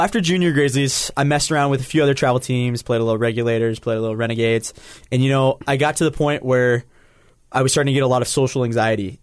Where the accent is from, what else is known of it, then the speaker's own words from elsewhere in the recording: Salt Lake City, Utah, United States; I'm from Salt Lake City, born here